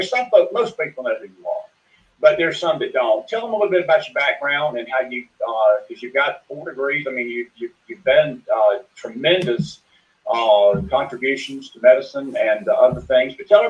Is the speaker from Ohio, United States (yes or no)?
no; Atlanta, Georgia, United States; moved away as an adult; now in Knoxville, United States; I live in Tennessee, near Knoxville. I sure do. I'm from Atlanta, Georgia, originally, but been here about 20 years now. So down there in the Volunteer State. Absolutely. Eastern part in the mountains.